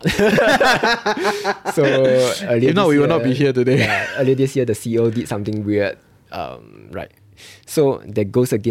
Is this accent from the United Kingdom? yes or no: no; Singapore; I felt that eh, okay, as a Singaporean, they wouldn't pawn themselves, right?